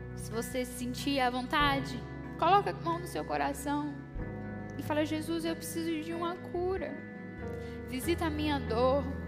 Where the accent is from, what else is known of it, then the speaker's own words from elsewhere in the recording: Brasília, Federal District, Brazil; eu sou brasiliense